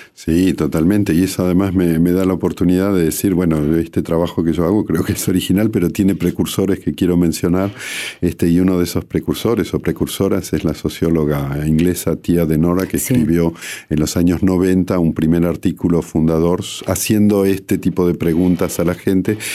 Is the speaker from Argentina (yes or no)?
yes; Bariloche, Río Negro, Argentina; moved away as an adult; now in Paris, France; yo crecí en Bariloche desde los 10 años de edad hasta los 27, que fue cuando me fui a estudiar a, Francia y luego me quedé hasta el día de hoy.